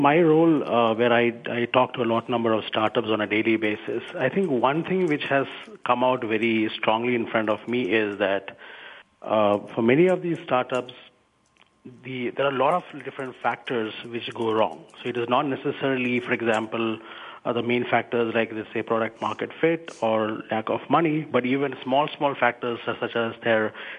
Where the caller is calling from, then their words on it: Bangalore, Karnataka, India; I'm calling from India. Where particularly? Bangalore.